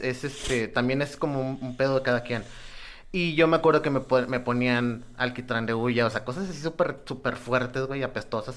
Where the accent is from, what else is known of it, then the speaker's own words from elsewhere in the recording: Nuevo Laredo, Tamaulipas, Mexico; yo soy de Nuevo Laredo